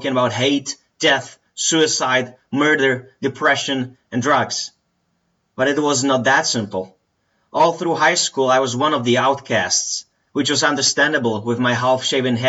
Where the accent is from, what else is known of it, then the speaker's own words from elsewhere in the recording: Plzeň, Plzeň Region, Czechia; I was born in Plzeň in the Czech Republic in February 1990